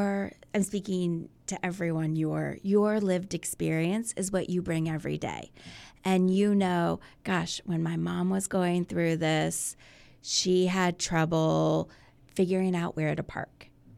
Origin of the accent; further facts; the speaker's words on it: Virginia Beach, Virginia, United States; moved away as an adult; I'm from Virginia Beach. I grew up here.